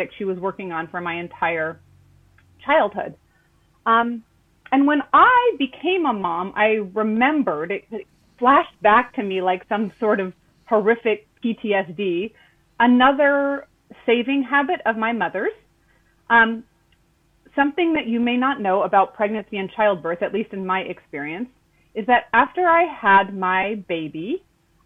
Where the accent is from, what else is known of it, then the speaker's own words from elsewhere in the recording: Southern California, United States; when I was growing up in Southern California